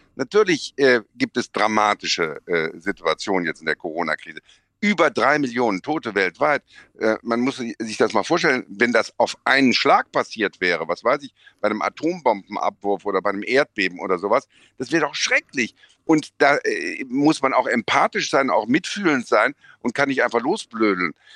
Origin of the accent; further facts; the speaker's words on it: Bonn, North Rhine-Westphalia, Germany; bin ich kein Kölner, sondern Bonner